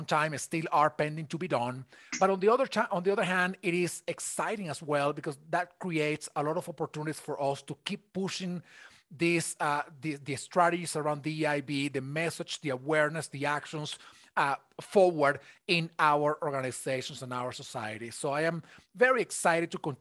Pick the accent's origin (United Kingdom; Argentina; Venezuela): Venezuela; now in United States; I am originally from Venezuela, so I am an immigrant in the United States